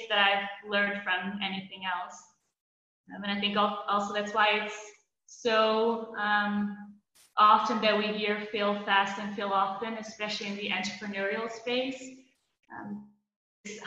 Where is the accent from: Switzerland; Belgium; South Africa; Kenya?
Belgium; also born or lived in Netherlands / Hong Kong / Shanghai / Boston; now in Budapest, Hungary; I'm from the Netherlands, but I grew up in Belgium